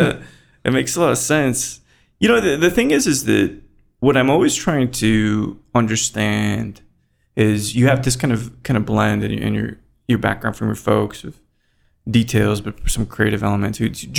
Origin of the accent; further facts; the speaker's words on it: Texas, United States; I'm from Texas, right?